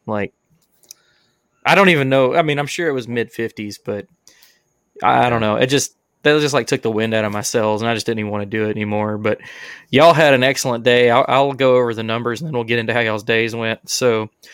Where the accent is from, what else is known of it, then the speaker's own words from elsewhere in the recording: Alabama, United States; we're all from Alabama.